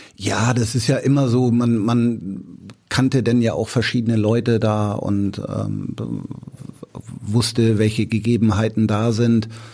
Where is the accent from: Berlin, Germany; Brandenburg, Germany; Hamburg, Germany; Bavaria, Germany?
Hamburg, Germany; ich bin ja in Bramfeld groß geworden